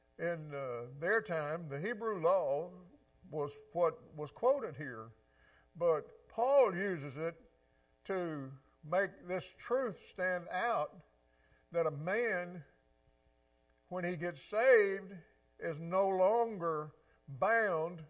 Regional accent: Mississippi Delta, United States; I grew up in the Delta too, just on the other side of the river

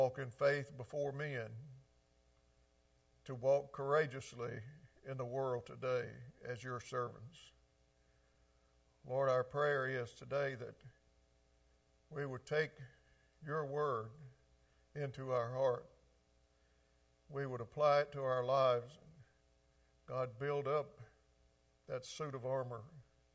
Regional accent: the South, United States; I grew up down here in the South

